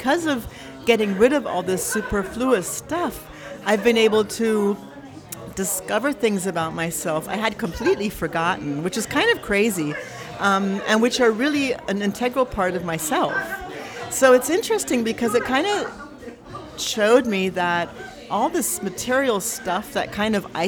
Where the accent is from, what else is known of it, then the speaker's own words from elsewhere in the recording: Tacoma, Washington, United States; born there; also born or lived in Berlin; I realized that actually, I was born in Tacoma, and my father was in the army, so we moved around, and it's actually something I'm used to. It's the only place I've actually been longer for one period of time was Berlin.